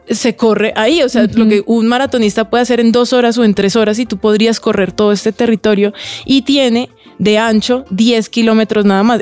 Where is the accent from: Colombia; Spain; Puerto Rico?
Colombia; Cali, Valle del Cauca; Yo tengo cara de venezolana y soy caleña